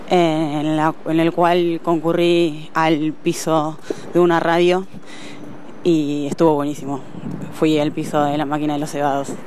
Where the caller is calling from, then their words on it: Mar del Plata, Buenos Aires Province, Argentina; de Mardel